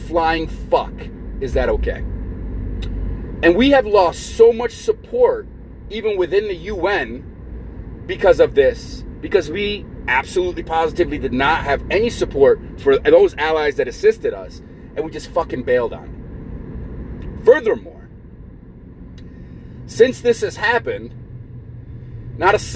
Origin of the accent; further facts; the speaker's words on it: United States; as American people